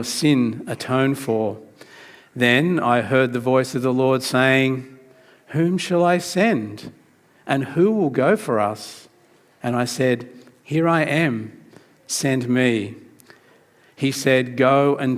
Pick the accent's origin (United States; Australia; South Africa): Australia; New South Wales; also born or lived in Sydney; I was trying to keep that a secret that I was from New South Wales